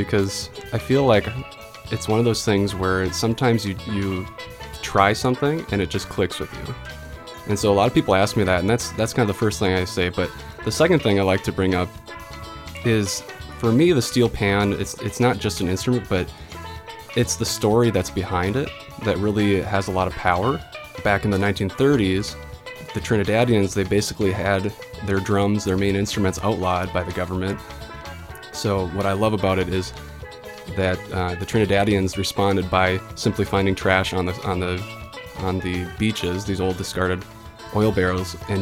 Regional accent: Duluth, Minnesota, United States; grew up in the Duluth area

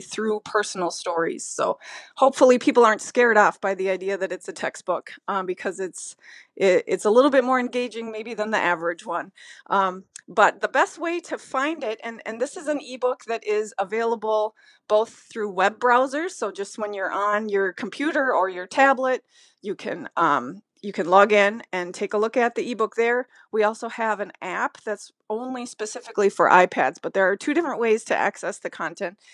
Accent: Minnesota, United States; I am from Minnesota

